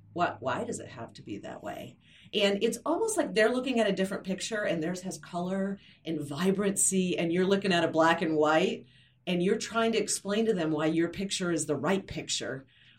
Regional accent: Flint, Michigan, United States; I'm from Flint, Michigan, which is just a devastatingly poor area that has been hit by the recession.

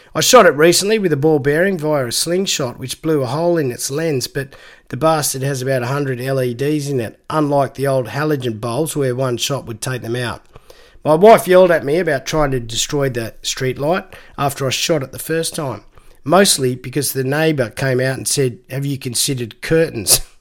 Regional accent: Canberra, Australian Capital Territory, Australia; growing up in Canberra, we had the annual summer nets event

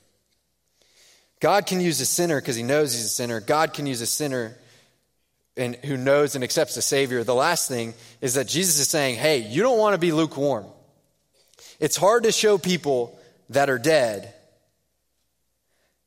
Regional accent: Houston, Texas, United States; moved away; I'm from Houston

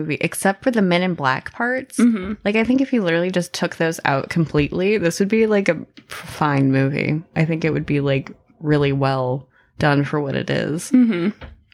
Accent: United States; I'm American

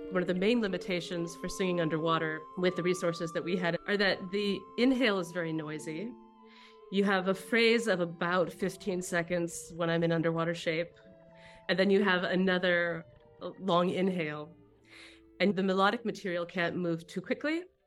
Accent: Albany, California, United States; I grew up next to Berkeley in a little town called Albany

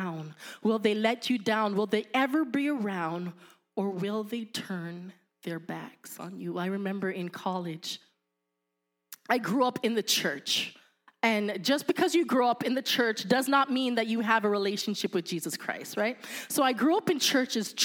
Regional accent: Canada; I'm Canadian

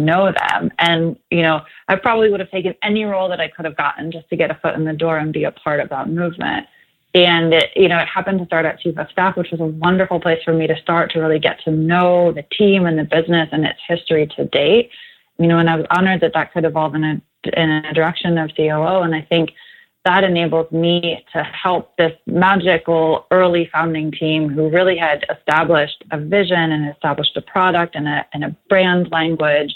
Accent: New Jersey, United States; also born or lived in Los Angeles; now in Austin, United States; I'm actually from New Jersey, so this isn't home for me

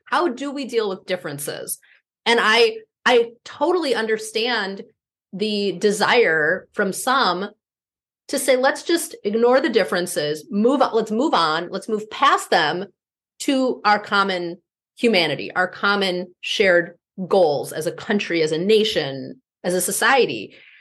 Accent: Midwest, United States; also born or lived in East Coast / West Coast; now in Minneapolis, United States; my being a Midwesterner has shaped who I am

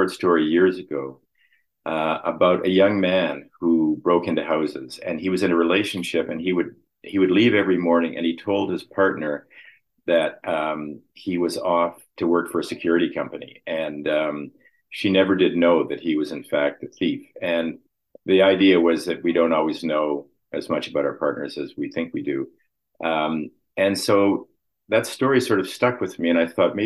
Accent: Winnipeg, Manitoba, Canada; moved away; also born or lived in Toronto; I grew up in Winnipeg.

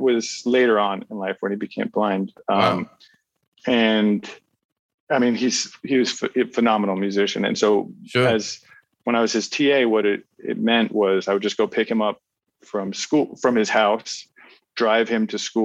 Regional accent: New Jersey, United States; also born or lived in Pittsburgh, Pennsylvania; now in New York, United States; I grew up in New Jersey

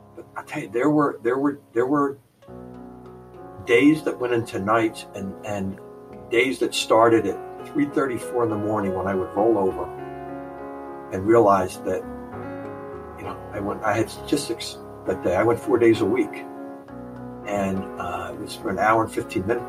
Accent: New Jersey, United States; my family of origin growing up in New Jersey

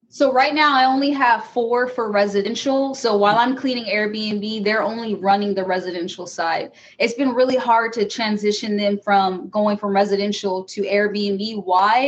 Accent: California, United States; moved away as an adult; now in Michigan, United States; I am from California. I moved to Michigan about four years ago

